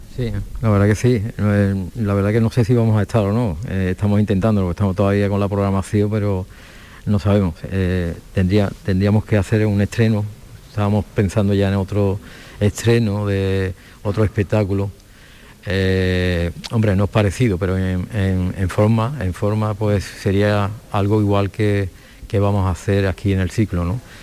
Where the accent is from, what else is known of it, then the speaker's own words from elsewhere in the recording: Alcalá de Guadaíra, Andalusia, Spain; yo he nacido allí y me he criado allí